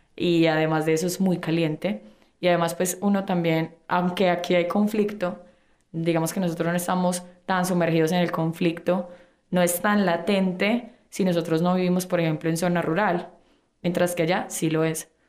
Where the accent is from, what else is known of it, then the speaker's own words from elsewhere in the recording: Colombia; moved away as an adult; also born or lived in Lebanon; una persona colombiana viviendo en Líbano